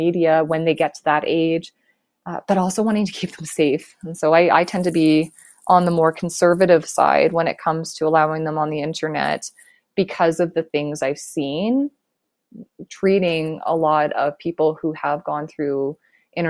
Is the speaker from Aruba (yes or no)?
no; Canada; So I am Canadian